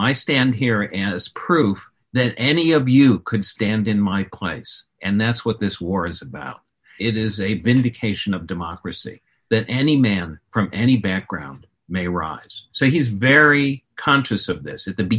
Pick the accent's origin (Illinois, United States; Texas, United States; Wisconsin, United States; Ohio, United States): Illinois, United States; Chicago; I grew up in Illinois, in Chicago, where Lincoln was a household god when I was a child.